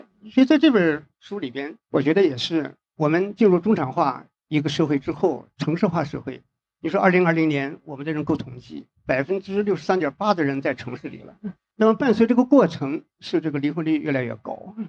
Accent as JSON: {"language": "Chinese", "country": "China", "said": "所以我觉得现在啊，就是我们中国人现在还好，现在普遍的还能走到一起"}